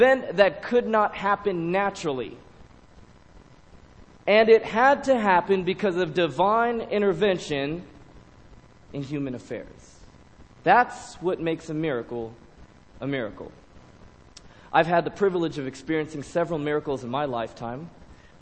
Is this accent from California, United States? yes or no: yes; Loma Linda, California, United States; I've been born and raised in Loma Linda